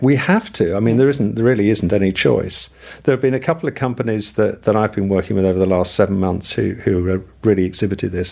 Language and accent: English; United Kingdom; moved away; I am British.